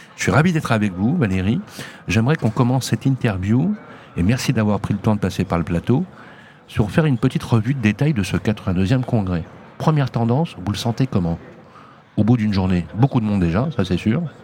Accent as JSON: {"language": "French", "town": "Lyon", "region": "Auvergne-Rhône-Alpes", "country": "France", "tie": "born or raised there", "said": "moi, c'était pas loin d'ici en plus"}